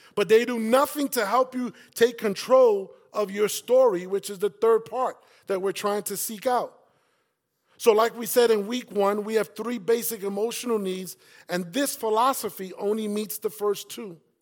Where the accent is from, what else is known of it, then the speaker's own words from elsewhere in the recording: New York City, New York, United States; And that's where I grew up.